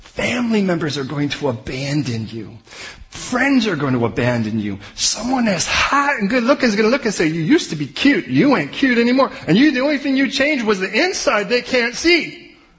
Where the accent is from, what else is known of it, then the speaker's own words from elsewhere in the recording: United States; we're American